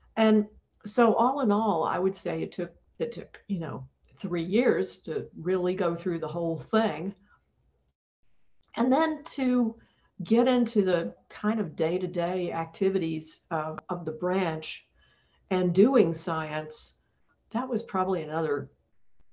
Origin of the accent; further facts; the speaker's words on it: Atlanta, Georgia, United States; moved away; I'm originally from Atlanta, Georgia